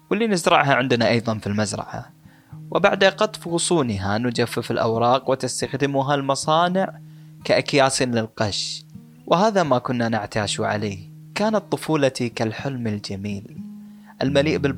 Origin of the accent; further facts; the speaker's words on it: Bangladesh; accent: Bangladeshi; Arabic is a second language; خلوني أترجم لكم اللي قلته قبل شوي بلهجتي البنغلاديشية